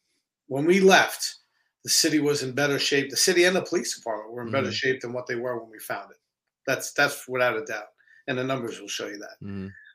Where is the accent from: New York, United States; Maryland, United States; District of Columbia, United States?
New York, United States; Babylon; also born or lived in Canarsie, Brooklyn; I grew up in the Babylon area of Long Island.